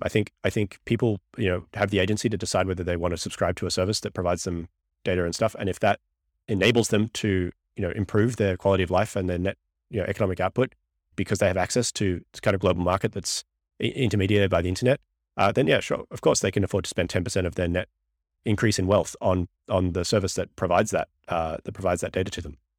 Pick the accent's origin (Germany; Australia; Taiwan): Australia; moved away as an adult; now in United States; I'm a green card P H D from Australia